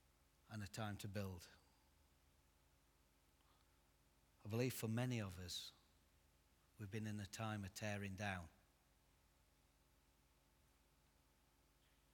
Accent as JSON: {"language": "English", "area": "Derbyshire", "region": "East Midlands", "country": "United Kingdom", "said": "I'm actually from Derbyshire"}